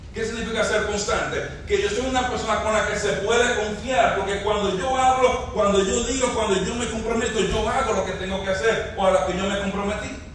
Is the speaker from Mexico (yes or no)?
no; Dominican Republic; moved away as an adult; Crecimos juntos, ministramos juntos en República Dominicana